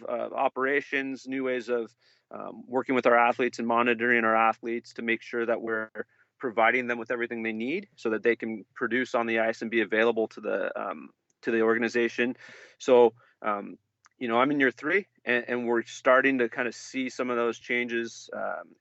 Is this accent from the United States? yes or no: yes; Bay Area, California, United States; moved away as an adult; also born or lived in Vancouver, Canada; now in St. Louis, United States; I'm from California, Bay Area guy